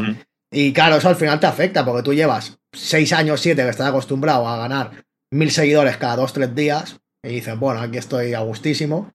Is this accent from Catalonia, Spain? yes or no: yes; Barcelona, Catalonia, Spain; soy rapero y freestyler de, de Barcelona.